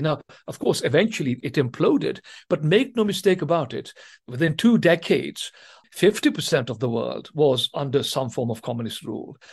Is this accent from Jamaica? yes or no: no; Tanzania; first language Swahili; English is a second language; now in England, United Kingdom; I was, as it happens, born during colonial days in East Africa in Tanzania, and I spoke the African Swahili language up to the age of 10 as my first language